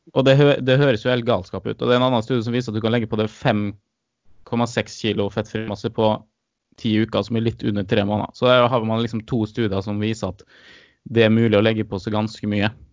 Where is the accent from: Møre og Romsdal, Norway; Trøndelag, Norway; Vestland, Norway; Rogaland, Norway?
Møre og Romsdal, Norway; Molde; accent: Romsdal dialect; kommer fra Molde